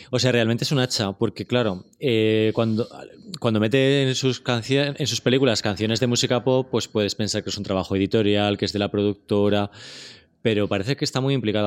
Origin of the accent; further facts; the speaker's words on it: Spain; como español